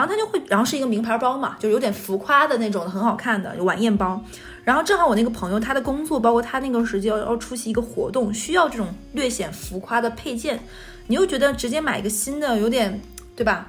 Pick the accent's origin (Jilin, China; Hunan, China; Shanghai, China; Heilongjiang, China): Jilin, China; moved away; 吉林的，我老家